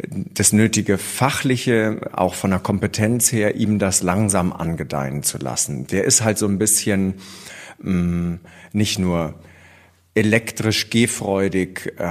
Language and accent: German; Bavaria, Germany; born there; Ich bin gebürtig aus dem Allgäu und ähm, da war mit Pferdezucht und Dressurreiten nicht ganz so viel los. Deswegen bin ich etappenweise immer mehr in den Norden.